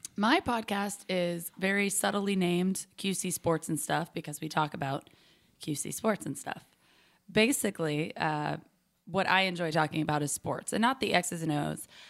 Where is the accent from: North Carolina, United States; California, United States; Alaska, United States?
North Carolina, United States; Charlotte; also born or lived in Nashville, Tennessee; Nashville, Tennessee, but I was raised in Charlotte, so I claim Charlotte